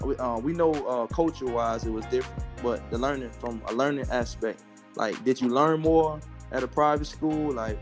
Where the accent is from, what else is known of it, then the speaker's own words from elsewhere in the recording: Miami, Florida, United States; You know, I'm from Miami.